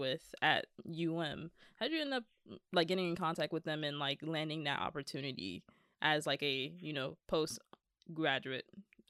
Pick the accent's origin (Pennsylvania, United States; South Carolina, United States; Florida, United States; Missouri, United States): Florida, United States; Miami; I'm from Miami